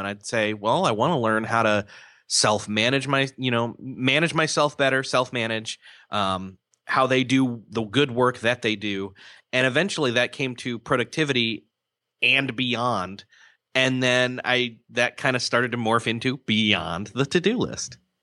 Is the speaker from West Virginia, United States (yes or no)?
no; Rochester, New York, United States; moved away as an adult; also born or lived in Marion, Indiana; I grew up in Rochester, New York, till, uh, I was about college age, where I then came to Marion, Indiana